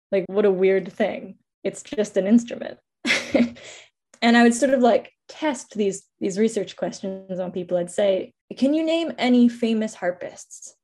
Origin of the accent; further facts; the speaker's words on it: Bar Harbor, Maine, United States; moved away as an adult; now in Halifax, Canada; from the land of the Mi'kmaq in Halifax, Nova Scotia, but I grew up in Bar Harbor